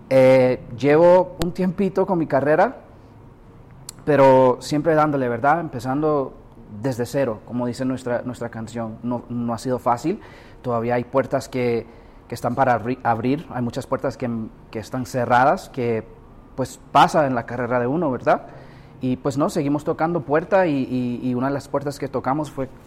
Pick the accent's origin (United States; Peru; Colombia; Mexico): United States; pues yo nacido y criado en los Estados Unidos con raíces nicaragüenses por medio de mis padres.